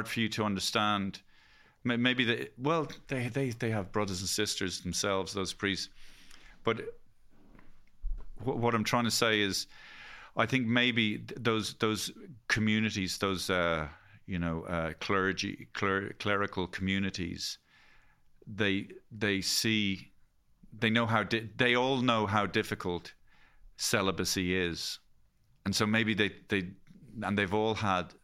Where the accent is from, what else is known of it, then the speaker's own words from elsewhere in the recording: Ireland; as Irish people, we're all kind of to a lesser or greater degree recovering Catholics.